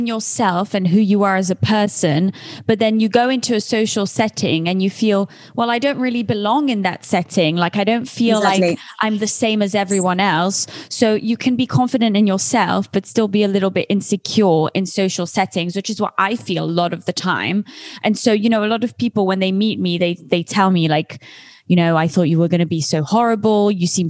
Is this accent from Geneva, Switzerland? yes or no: yes; Geneva, Switzerland; also born or lived in London; I've been in London a lot of my life, most of my life, but I'm from Geneva. And now, you know, I've moved all across the world.